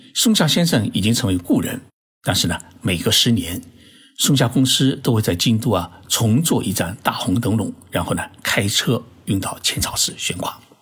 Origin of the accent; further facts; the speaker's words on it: Zhoushan, Zhejiang, China; 我老家是在浙江的舟山市